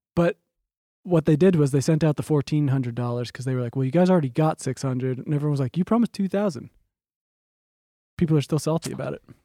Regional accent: East Coast, United States; now in Los Angeles, United States; we're both from the East Coast and we're in L

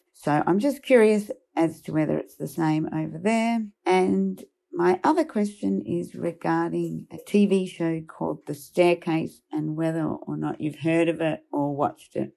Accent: Perth, Western Australia, Australia; I'm from Perth in Western Australia

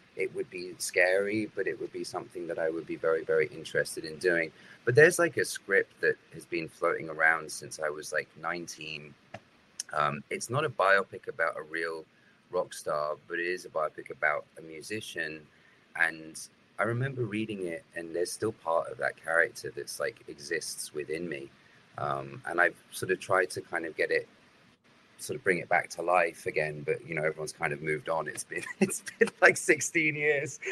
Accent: United Kingdom; being British

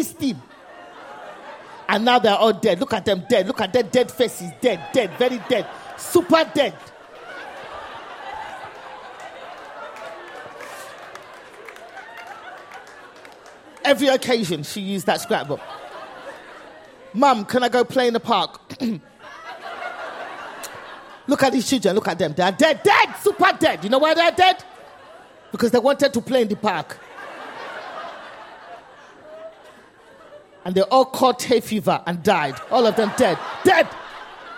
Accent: London, United Kingdom; moved away as an adult; now in United States; born and raised in England, immigrant parents.

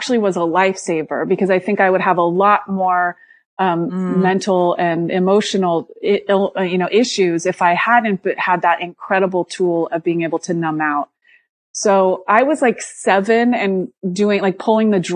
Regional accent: Santa Cruz, California, United States; also born or lived in Alaska; I grew up in Santa Cruz, California

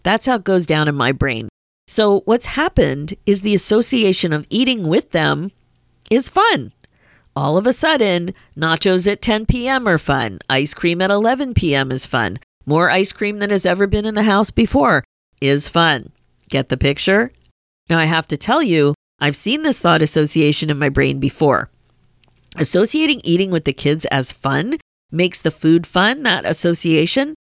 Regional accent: Pennsylvania, United States; I grew up in Pennsylvania

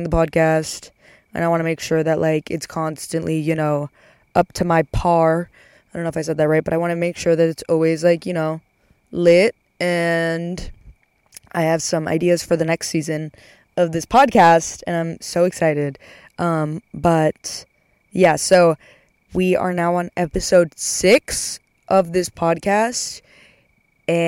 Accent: Texas, United States; moved away; I'm going back home for a little bit

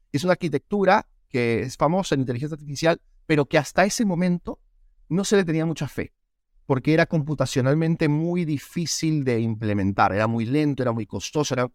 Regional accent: Peru; moved away as an adult; now in United States; Yo soy peruano, nací, crecí en Perú

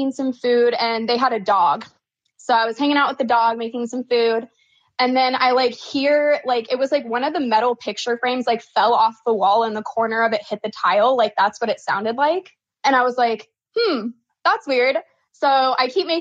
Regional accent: Oregon, United States; moved away as an adult; now in Phoenix, United States; I was born and raised in Oregon

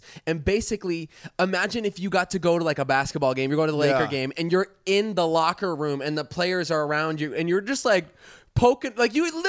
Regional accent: Florida, United States; we are two kids from Florida

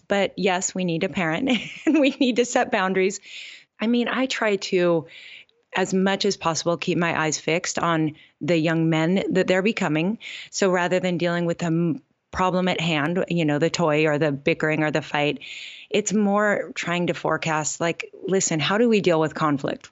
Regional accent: Gig Harbor, Washington, United States; moved away as an adult; also born or lived in Oregon; now in Oahu, United States; Gig Harbor, Washington is my hometown, but we've been in Hawaii for eighteen

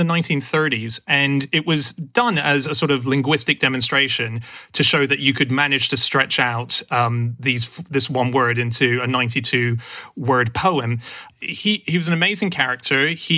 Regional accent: Hong Kong; moved away; I grew up in Hong Kong and I was taught Mandarin throughout school, but I have a foreign Mandarin accent

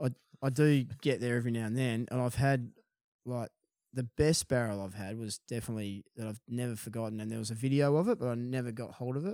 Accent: Perth, Western Australia, Australia; also born or lived in Dunsborough; I hail from Florriet. in Perth, and, um, uh, we grew up surfing City Beach

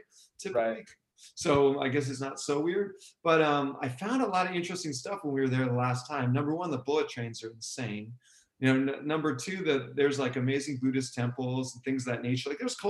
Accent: Boston, Massachusetts, United States; I come from Boston

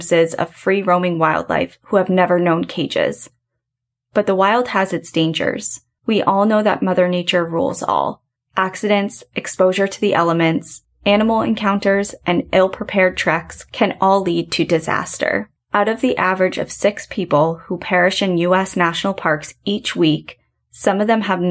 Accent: New Hampshire, United States; moved away as an adult; now in Washington, United States; we are both New England natives. We're both from New Hampshire. And sadly, I just moved across the country to Washington

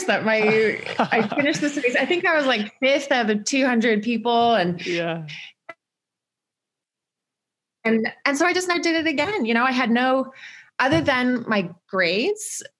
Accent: a suburb outside of Toronto, Ontario, Canada; accent: Canadian; moved away as an adult; now in Chamonix, France; I'm Canadian. Some people might be able to pick that up from my accent, but I try to hide it a little bit. So I grew up in Ontario, basically in a suburb outside of Toronto

